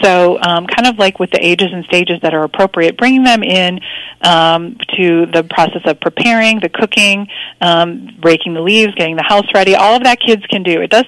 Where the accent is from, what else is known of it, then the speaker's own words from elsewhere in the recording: Midwest, United States; now in Texas, United States; I grew up in the Midwest and I came down to Texas